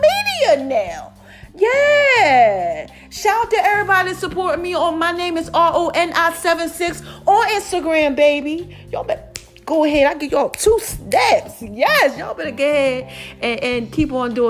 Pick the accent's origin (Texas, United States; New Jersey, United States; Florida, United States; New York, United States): New Jersey, United States; I'm from Jersey, South Jersey